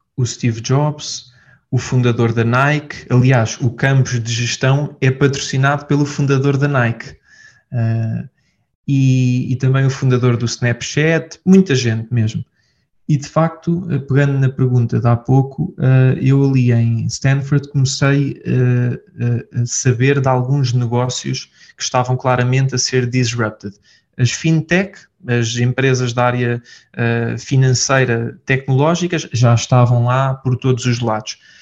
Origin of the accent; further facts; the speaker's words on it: Portugal; sou de Portugal